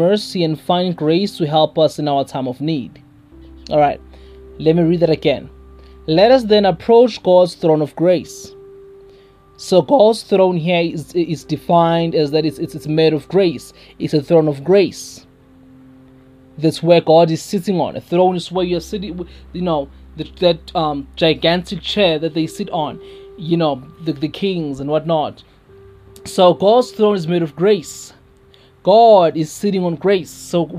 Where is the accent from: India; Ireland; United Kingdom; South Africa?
South Africa; first language Zulu; English is a second language; especially in my home language, my mother tongue, isiZulu